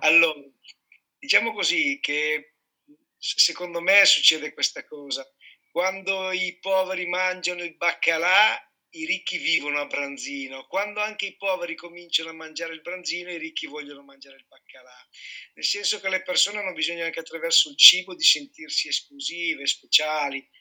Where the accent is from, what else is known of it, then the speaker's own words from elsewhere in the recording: Piedmont, Italy; moved away; Sono nato e cresciuto in Piemonte, poi ho girato anche per lavoro